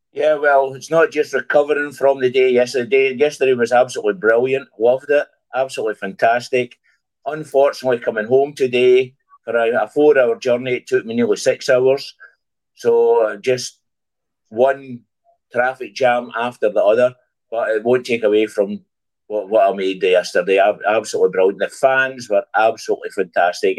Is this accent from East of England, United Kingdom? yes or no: no; Scotland, United Kingdom; now in Germany; I'm Scottish. I'm Scottish. Uh, I just live in Germany.